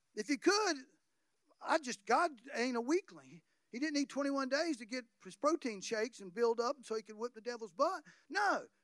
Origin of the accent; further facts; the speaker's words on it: North Florida, United States; I come from North Florida